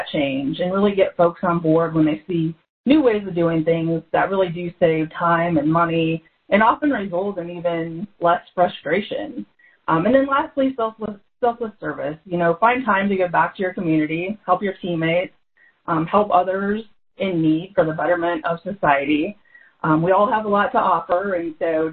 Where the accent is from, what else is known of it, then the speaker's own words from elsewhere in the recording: Ashland, Nebraska, United States; I grew up in Ashland, Nebraska. So that's a little small town between Omaha and Lincoln